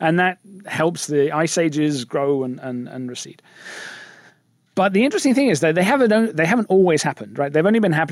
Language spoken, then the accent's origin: English; England, United Kingdom; moved away; I'm English.